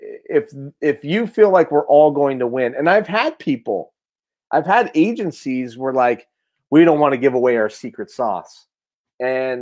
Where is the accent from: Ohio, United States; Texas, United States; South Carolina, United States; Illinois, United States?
Ohio, United States; Mahoning County; I love my hometown.